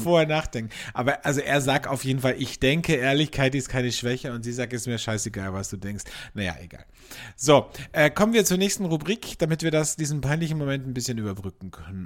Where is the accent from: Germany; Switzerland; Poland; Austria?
Austria; bei uns in Österreich